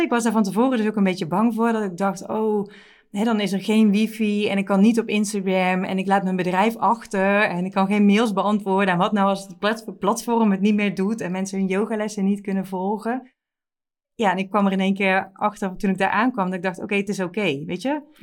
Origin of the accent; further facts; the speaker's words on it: Netherlands; wij als Nederlanders